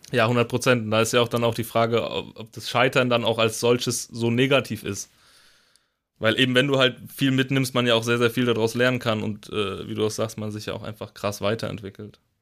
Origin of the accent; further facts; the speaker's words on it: Rhine-Main area, Germany; ich komme auch aus dem Rhein-Main-Gebiet